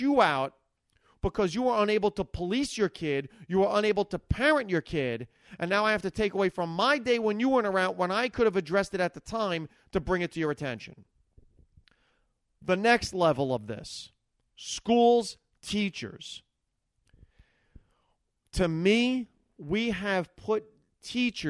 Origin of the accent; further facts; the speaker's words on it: Hackensack, New Jersey, United States; I grew up in Hackensack, New Jersey, and I grew up 70s, 80s